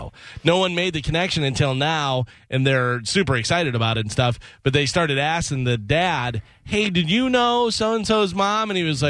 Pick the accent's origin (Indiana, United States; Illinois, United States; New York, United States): Illinois, United States; moved away; where I grew up in Illinois, easily, because there's so many just country roads, you don't see anybody